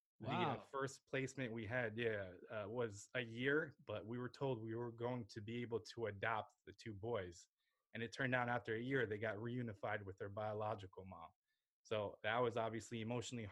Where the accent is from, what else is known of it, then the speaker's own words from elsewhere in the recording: New Jersey, United States; also born or lived in Lviv, Ukraine; I grew up in New Jersey. I went to school here